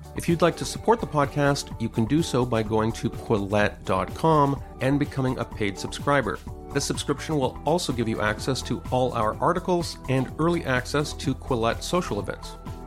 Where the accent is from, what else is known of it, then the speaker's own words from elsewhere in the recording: Canada; I'm a Canadian